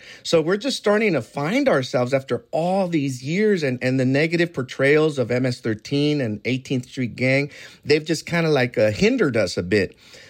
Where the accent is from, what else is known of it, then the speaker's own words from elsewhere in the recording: El Salvador; didn't know where El Salvador was. And I have my long-standing joke where I tell my teachers that I'm from Central America, and they thought that I was from Kansas.